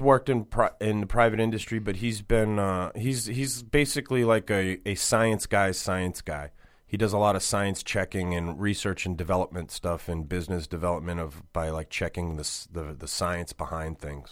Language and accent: English; Boston, Massachusetts, United States; I grew up in Boston.